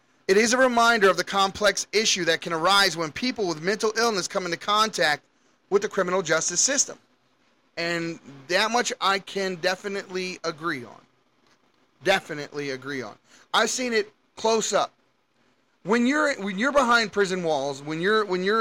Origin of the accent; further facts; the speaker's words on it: Baltimore, Maryland, United States; I grew up in Baltimore City